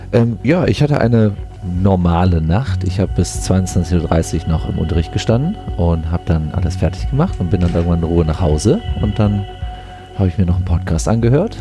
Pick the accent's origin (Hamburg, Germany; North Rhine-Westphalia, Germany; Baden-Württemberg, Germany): North Rhine-Westphalia, Germany; Düsseldorf; Ich bin Tanzlehrer hier in Düsseldorf, komme auch aus Düsseldorf